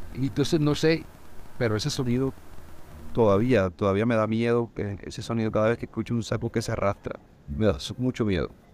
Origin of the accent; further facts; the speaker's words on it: Montería, Córdoba, Colombia; soy de Montería, de Montería he vivido, viví